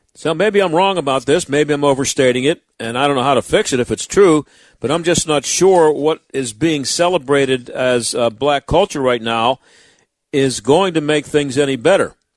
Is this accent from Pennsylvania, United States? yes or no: yes; Pittsburgh, Pennsylvania, United States; I grew up in the South Hills. I've lived in the South Hills all my life